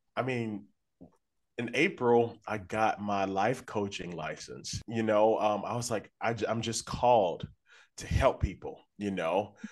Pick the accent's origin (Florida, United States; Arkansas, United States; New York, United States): Arkansas, United States; Little Rock; moved away as an adult; now in Nashville, United States; I'm from Little Rock, Arkansas. Um, but I've been living in Nashville for about 10 years now.